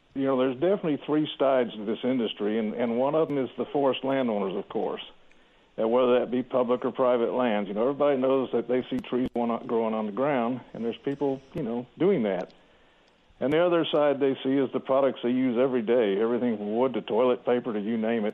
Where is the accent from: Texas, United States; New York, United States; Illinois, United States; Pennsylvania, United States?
Texas, United States; Houston; also born or lived in Nacogdoches, Texas; I grew up in Houston, Texas